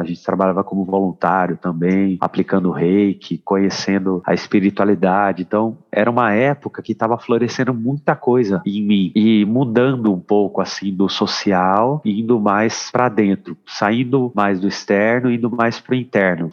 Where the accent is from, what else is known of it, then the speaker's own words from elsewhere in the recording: Brazil; sou do Brasil